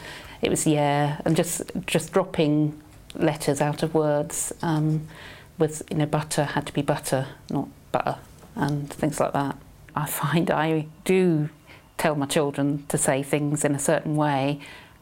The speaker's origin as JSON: {"language": "English", "area": "Surrey", "region": "South East England", "country": "United Kingdom", "tie": "born or raised there", "accent": "southeast, quite BBC English", "said": "I was born in Surrey, and I've got two older sisters and a younger brother."}